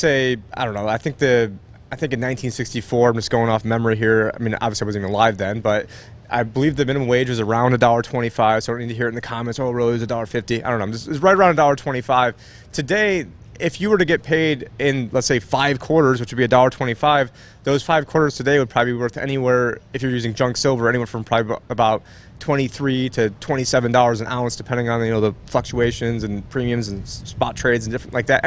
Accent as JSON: {"language": "English", "town": "Phoenix", "region": "Arizona", "country": "United States", "said": "I'm from Phoenix"}